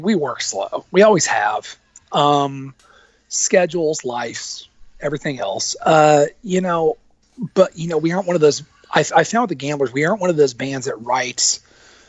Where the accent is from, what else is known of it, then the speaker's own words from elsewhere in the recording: Monmouth, Illinois, United States; moved away as an adult; also born or lived in Macomb, Illinois / Atlanta, Georgia; now in Nashville, United States; born and raised in Monmouth, and I was in that area until my mid-20s